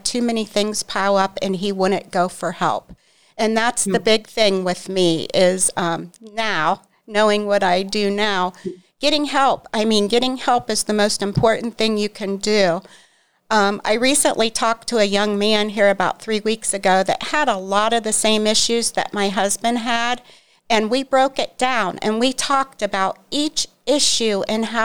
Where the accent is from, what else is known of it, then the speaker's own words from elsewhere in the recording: Newcomerstown, Ohio, United States; I'm from Newcomerstown